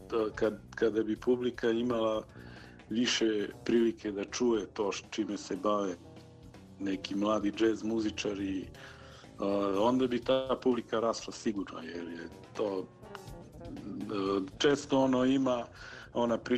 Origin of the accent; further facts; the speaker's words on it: Niš, Southern and Eastern Serbia, Serbia; ovde kod nas u Nišu